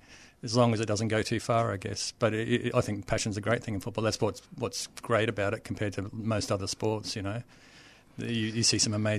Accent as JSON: {"language": "English", "town": "Townsville", "region": "Queensland", "country": "Australia", "tie": "born or raised there", "said": "I grew up in Queensland, so born in Townsville, played all my junior soccer in Queensland, up in Queensland. My first club was in Bundaberg."}